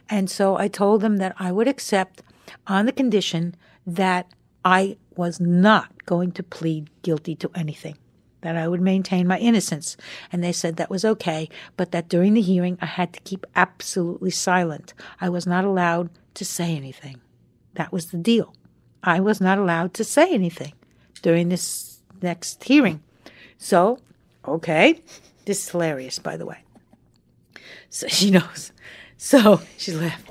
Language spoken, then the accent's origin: English; Long Island, New York, United States; moved away; we were kids growing up on Long Island together.